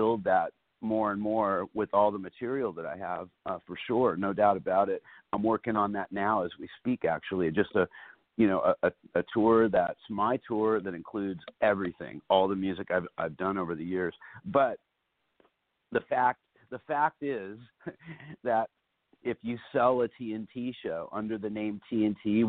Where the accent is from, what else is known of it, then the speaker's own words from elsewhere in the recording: New York City, New York, United States; back up there in my hometown